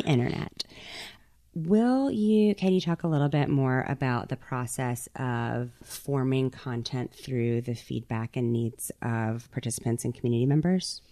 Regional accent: Mississippi Gulf Coast, United States; moved away; am an artist and curator from the Mississippi Gulf Coast

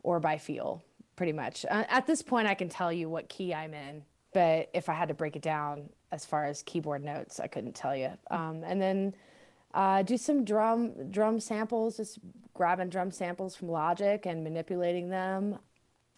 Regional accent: Texas, United States; now in Denver, United States; I was raised in Texas and I'm half Latina

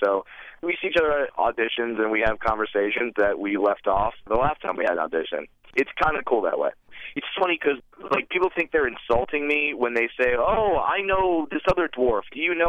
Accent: Orange County, California, United States; I was born and raised in Orange County, California

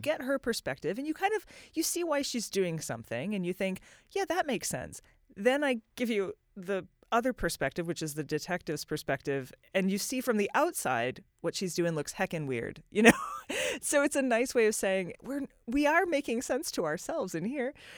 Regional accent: United States; as an American

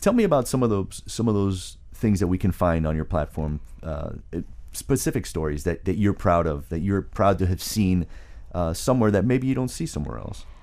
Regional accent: South Florida, United States; moved away; who grew up in South Florida and left

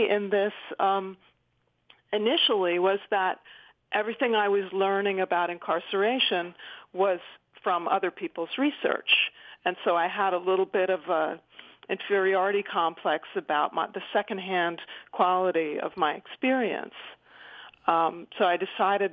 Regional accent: Philadelphia, Pennsylvania, United States; Philadelphia, my hometown

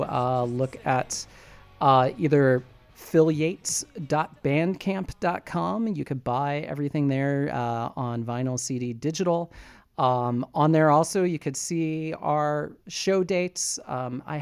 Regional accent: Springfield, Illinois, United States; moved away; a possible show down in Springfield, my hometown

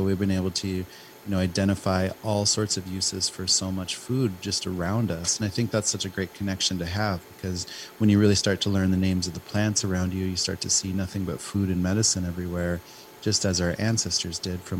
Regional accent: Pine Ridge, South Dakota, United States; now in Minneapolis, United States; I'm a chef. I'm in Minneapolis, and I grew up on Pine Ridge.

